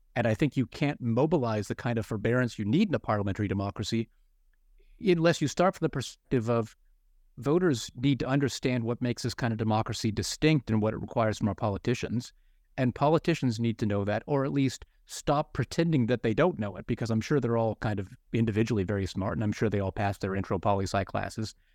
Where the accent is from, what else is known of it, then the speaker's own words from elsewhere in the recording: United States; moved away as an adult; now in Canada; growing up in America